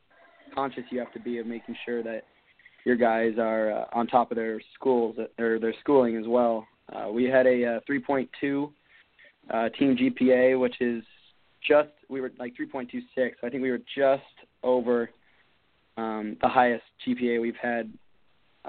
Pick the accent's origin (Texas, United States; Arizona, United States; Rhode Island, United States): Arizona, United States; Phoenix; I'm from Phoenix, Arizona